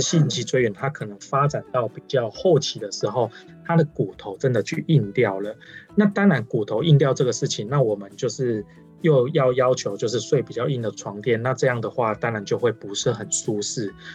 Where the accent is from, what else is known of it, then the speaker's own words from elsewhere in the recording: Changhua County, Taiwan; 因为我是彰化人，然后，呃，小时候也是在乡下